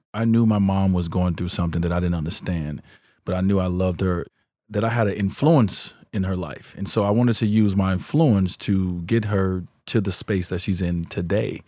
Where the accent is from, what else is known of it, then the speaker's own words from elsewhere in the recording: Chicago, Illinois, United States; I grew up in Chicago